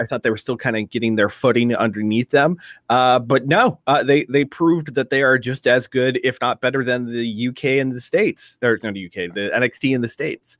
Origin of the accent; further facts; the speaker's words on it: Ireland; speaking as an Irish man